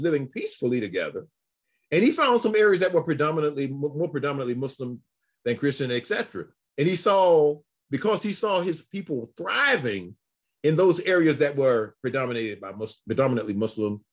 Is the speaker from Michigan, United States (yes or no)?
yes; Detroit, Michigan, United States; also born or lived in Alabama; I'm sitting in Detroit. I say, we in Detroit. We came from Alabama.